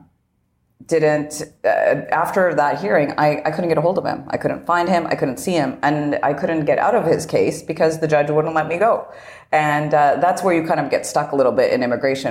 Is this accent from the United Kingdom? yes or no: no; Canada; moved away as an adult; now in United States; I am originally Canadian, but I had my own immigration process when I was coming here.